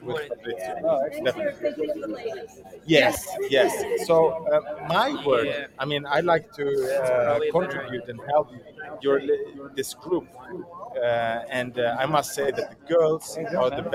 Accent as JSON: {"language": "English", "country": "Sweden", "moved": "yes", "lives_now": "Italy", "said": "I'm from Sweden originally, but I live and work in Italy at the moment"}